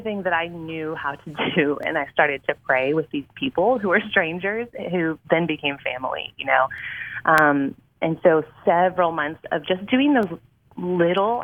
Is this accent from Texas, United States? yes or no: yes; Houston, Texas, United States; am not a native Texan, but I moved here when I was a child, so I consider myself one. I kind of grew up in the Houston Metroplex, here and there and everywhere